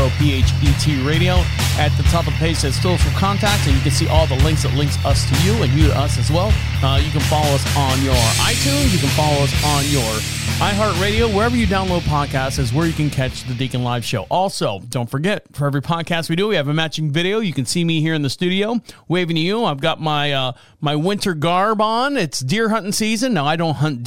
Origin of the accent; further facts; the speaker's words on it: Orlando, Florida, United States; now in Marshall, United States; I'm from Orlando, Florida